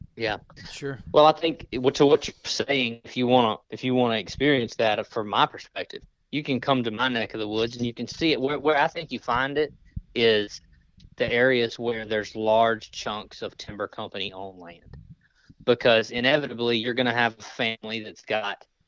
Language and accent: English; Mississippi, United States; I grew up in Mississippi